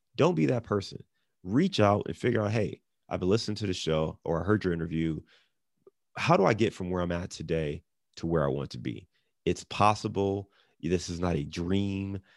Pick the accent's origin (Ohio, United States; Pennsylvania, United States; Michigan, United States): Ohio, United States; Cleveland; also born or lived in Detroit / Chicago; now in Cincinnati, United States; I'm born and raised in Cleveland. I live in Cincinnati. I've lived in Detroit, Chicago.